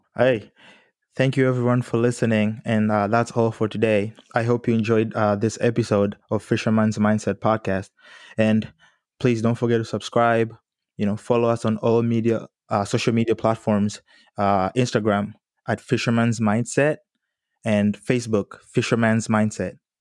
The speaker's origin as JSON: {"language": "English", "country": "Tanzania", "moved": "yes", "said": "I'm originally from Tanzania, and that culture shock when I got here was massive for me"}